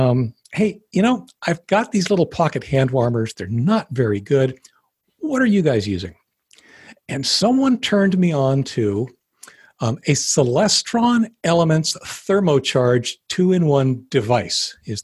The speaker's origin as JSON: {"language": "English", "town": "Denver", "region": "Colorado", "country": "United States", "said": "I'm from Denver. I know what I'm doing."}